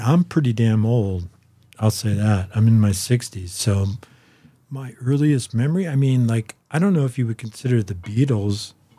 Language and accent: English; Boulder, Colorado, United States; I grew up in Boulder.